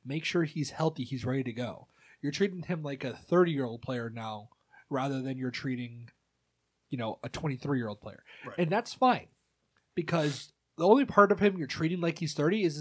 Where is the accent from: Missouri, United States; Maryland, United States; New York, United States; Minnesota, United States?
Missouri, United States; St. Louis; St. Louis team